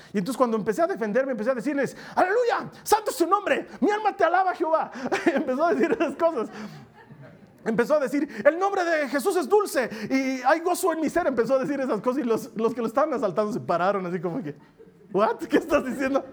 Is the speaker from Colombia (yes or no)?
no; Bolivia